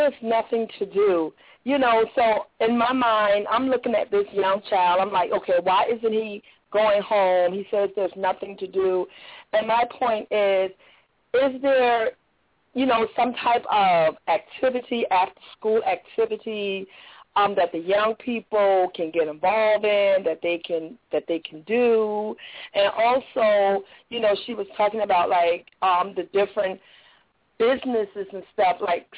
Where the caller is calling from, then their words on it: Jacksonville, Florida, United States; from Jacksonville.